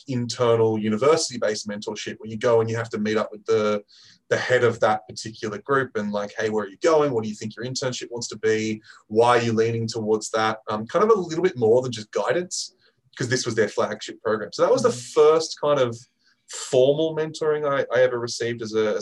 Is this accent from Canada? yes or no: no; Australia; moved away as an adult; now in United Kingdom; I am originally an Aussie, and I moved to the UK for the Rugby World Cup 2015 and never left